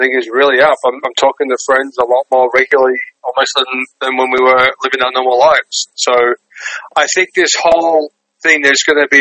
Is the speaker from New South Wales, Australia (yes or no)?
no; Melbourne, Victoria, Australia; moved away as an adult; now in New York, United States; I'm from Australia, Melbourne, Australia. So I've been in New York 10 years now. Australian born and raised.